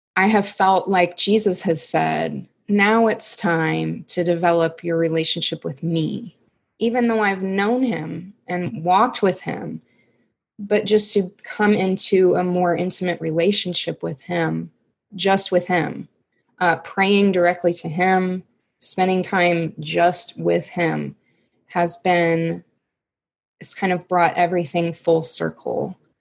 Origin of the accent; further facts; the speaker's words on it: Missouri, United States; I just stayed in my hometown and went to the um, public university